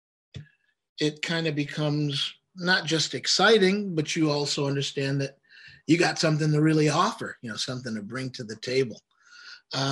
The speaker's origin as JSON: {"language": "English", "town": "Oak Park", "region": "Michigan", "country": "United States", "tie": "born or raised there", "said": "Marcy and I are from the same town. We're from Oak Park, Michigan."}